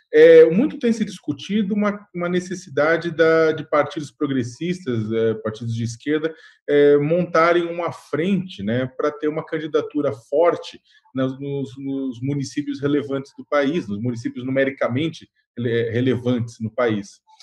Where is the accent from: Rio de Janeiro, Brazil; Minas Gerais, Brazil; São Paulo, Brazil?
São Paulo, Brazil; eu sou do bairro do Campo Limpo